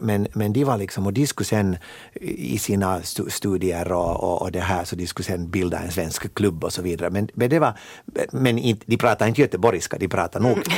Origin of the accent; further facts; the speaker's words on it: Helsinki, Uusimaa, Finland; moved away; also born or lived in Loviisa; jag är född och uppvuxen i Helsingfors men, men flyttade nog relativt tidigt ut till östra Nyland